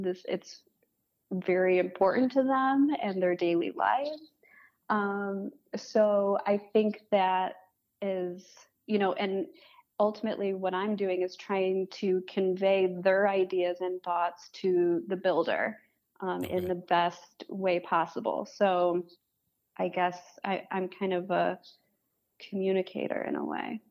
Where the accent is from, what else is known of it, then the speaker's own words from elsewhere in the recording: Farmington Hills, Michigan, United States; also born or lived in West Bloomfield, Michigan; now in Detroit, United States; I grew up in Farmington Hills, West Bloomfield. Um, and I live in Detroit now.